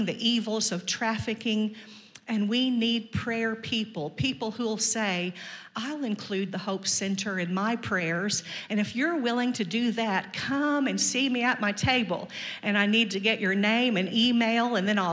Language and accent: English; Missouri, United States; I was born in Missouri.